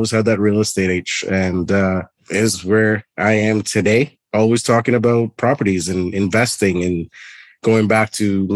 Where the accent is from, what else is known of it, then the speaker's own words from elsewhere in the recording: Trinidad & Tobago; moved away as an adult; now in Canada; born and raised in Trinidad and Tobago. I moved to Canada permanently when I was 18 years old